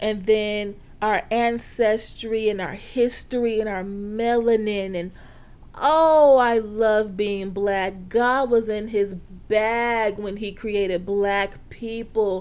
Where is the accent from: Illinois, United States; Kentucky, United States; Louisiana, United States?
Louisiana, United States; I am a Black woman from the South, okay? Born and raised in Louisiana